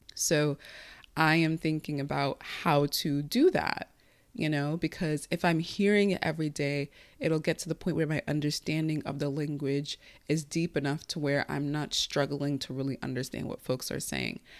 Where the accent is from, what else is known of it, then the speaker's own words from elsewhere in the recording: United States; first language Igbo; English is a second language; I speak English at the level that I do as an American because I speak it every day